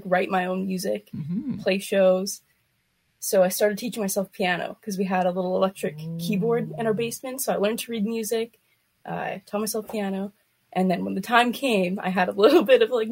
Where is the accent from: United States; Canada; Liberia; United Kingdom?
Canada; Winnipeg, Manitoba; I am from Winnipeg, Manitoba